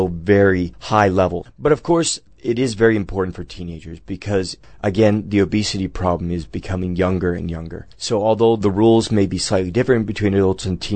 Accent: United States; as an American teenager

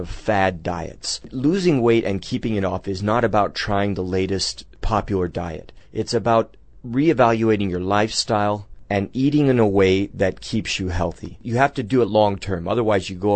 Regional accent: United States; as an American teenager

